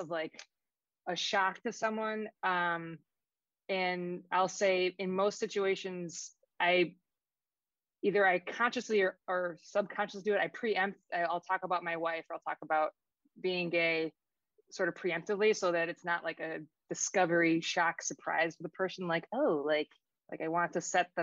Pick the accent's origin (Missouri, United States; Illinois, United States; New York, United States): Illinois, United States; Chicago; moved away as an adult; also born or lived in Oak Lawn, Illinois / Boston; now in New Hampshire, United States; Going to college in Boston, growing up in Chicago, moving back to Chicago as an adult, and now living in this like New Hampshire